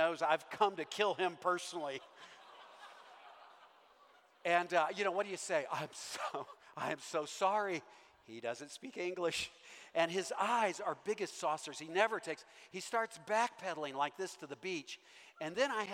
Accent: Owensboro, Kentucky, United States; moved away; when I grew up in Owensboro, Kentucky

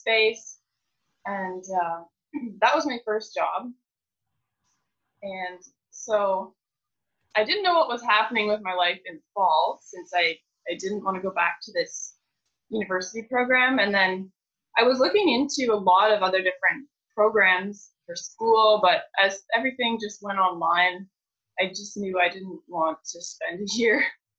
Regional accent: Belmont, Ontario, Canada; I'm from Belmont, Ontario. I grew up on a grain farm

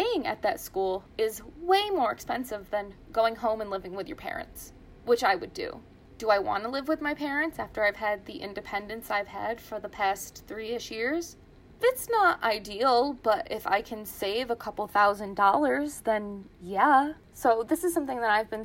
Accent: Ilion, New York, United States; I am from Ilion, New York, which is near Utica, New York, about an hour from Syracuse

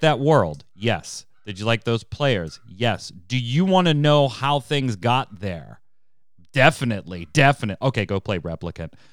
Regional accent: United States; I'm American

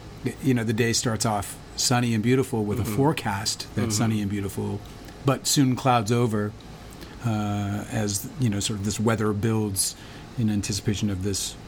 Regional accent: Winnipeg, Manitoba, Canada; I grew up in Winnipeg, Canada.

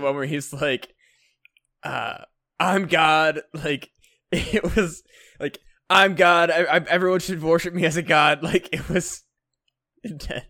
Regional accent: United States; I'm an American boy

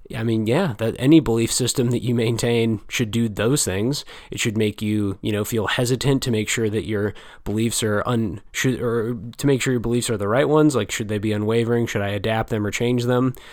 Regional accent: United States; an American reader such as myself

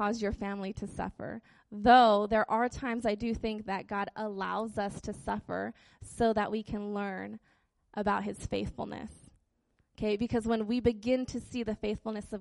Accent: Utqiagvik, Alaska, United States; Growing up in Barrow, there was a church van that would, like, drive around town and pick up all the hood rat kids

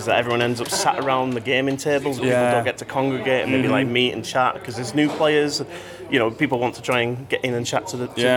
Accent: Manchester, North West England, United Kingdom; I'm not from Yorkshire. I'm from Manchester.

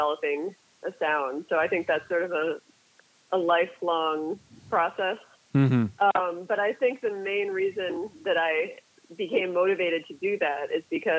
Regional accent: Brookline, Massachusetts, United States; moved away as an adult; now in New York, United States; I am from the Boston area, more specifically from the town of Brookline, Massachusetts, or most of my childhood was spent in Brookline, Massachusetts

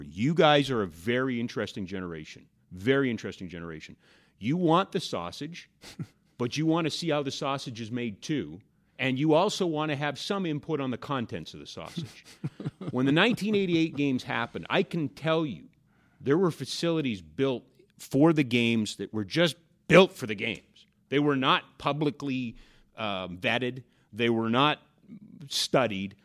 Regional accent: Edmonton, Alberta, Canada; now in Calgary, Canada; back in the early eighties when I was growing up in Edmonton

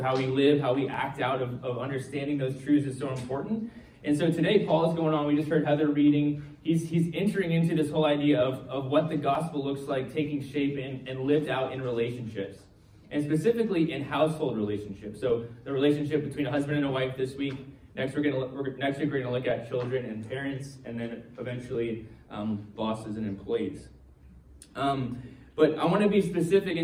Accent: United States; moved away; I'm from the States

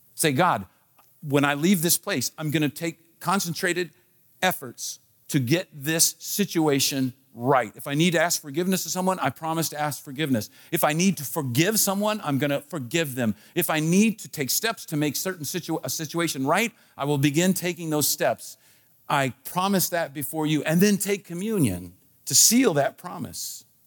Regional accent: Washington, District of Columbia, United States; I was born in Washington, D C. So I am a Washington, D C.

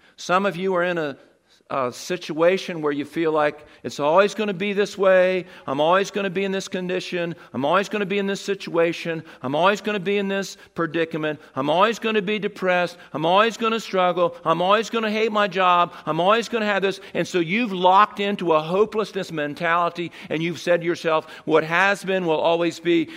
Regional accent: Seaford, Delaware, United States; I grew up in Seaford

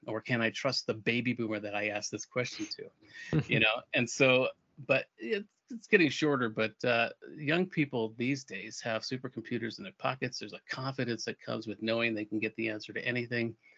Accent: Albuquerque, New Mexico, United States; moved away as an adult; also born or lived in Europe; my hometown in Albuquerque

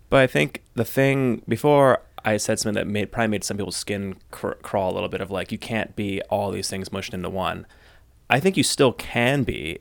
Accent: United States; I'm American, we worked in Germany

